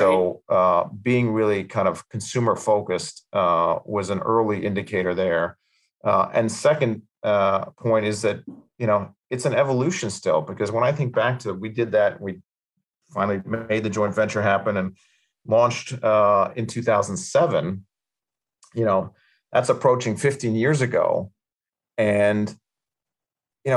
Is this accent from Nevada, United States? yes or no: no; New York City, New York, United States; born or raised there; accent: American